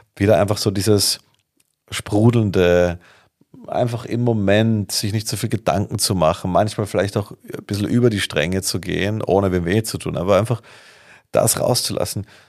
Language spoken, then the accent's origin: German; Vienna, Austria; Ich komme aus Wien